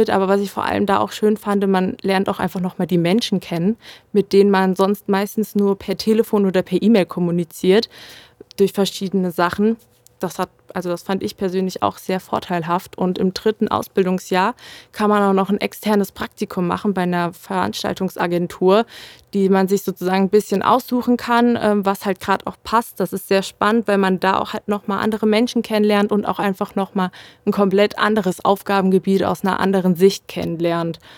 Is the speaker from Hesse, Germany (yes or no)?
yes; Marburg, Hesse, Germany; ich persönlich fand mich da noch sehr jung und konnte äh, meine Heimat noch nicht so gut verlassen. Und somit habe ich halt gerade bei der Stadt Marburg auch noch den Bezug zu meiner Familie.